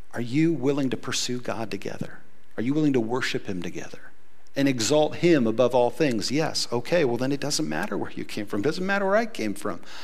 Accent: United States; I'm as American as it gets. I grew up here.

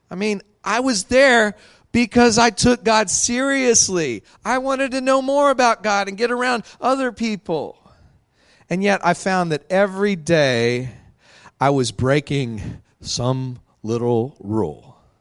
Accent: Midland, Texas, United States; I grew up out in Midland, Texas

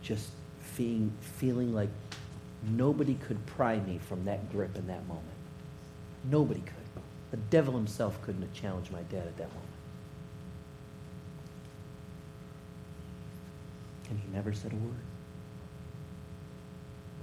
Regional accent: Detroit, Michigan, United States; I grew up in Detroit

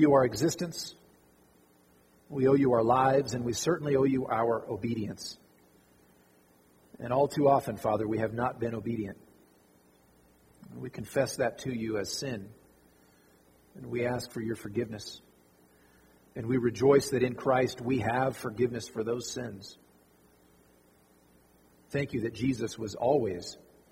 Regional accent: Fallon, Nevada, United States; also born or lived in Arkansas; I grew up right here in Fallon

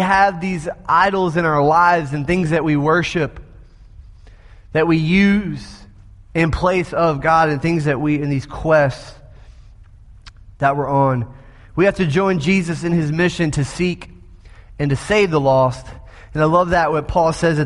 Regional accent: the South, United States; I'm from the South.

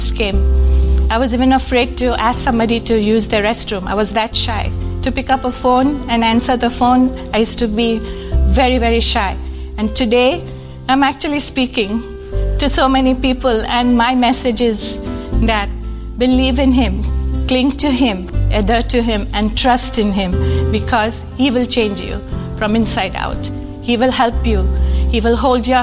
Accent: Mumbai, Maharashtra, India; moved away; I was born in Bombay, India, a long time ago in December

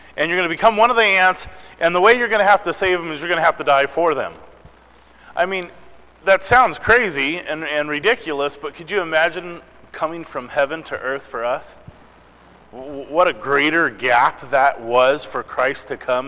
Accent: Missouri, United States; moved away; I was born in Missouri

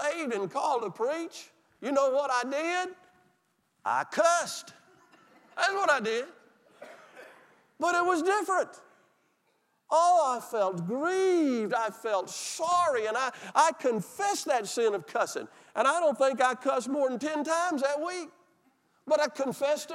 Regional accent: Mississippi, United States; I'm from Mississippi.

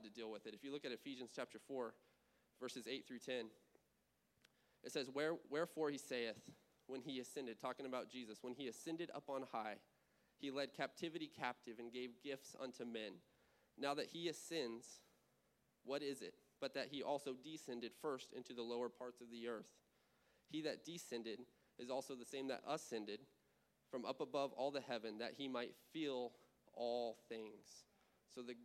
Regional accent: California, United States; moved away; California because it's still burning out there. It's my home state

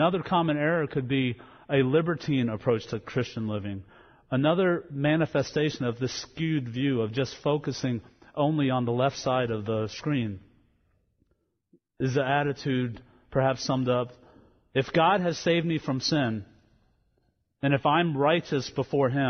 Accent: Louisiana, United States; moved away; back when I grew up in Louisiana

